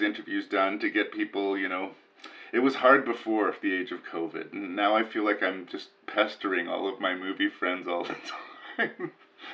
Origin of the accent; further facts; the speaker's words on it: Canada; I'm up here in Canada, because I am Canadian